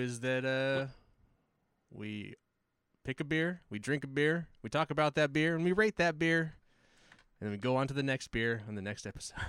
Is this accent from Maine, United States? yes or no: no; Hawaii, United States; I'm Hawaiian